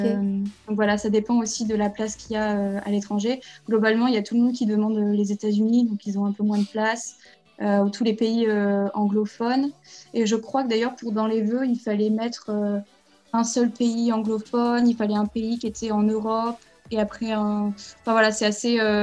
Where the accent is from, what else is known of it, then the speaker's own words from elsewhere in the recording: Puy-de-Dôme, near Clermont-Ferrand, Auvergne-Rhône-Alpes, France; moved away as an adult; also born or lived in Finland / Montreal, Canada; now in Barcelona, Spain; je viens du Puy-de-Dôme, à côté de Clermont-Ferrand.